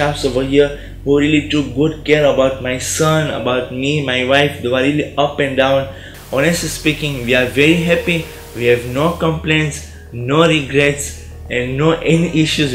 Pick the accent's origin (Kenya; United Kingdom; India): Kenya; Although we come all the way from Kenya, we don't have any relatives over here.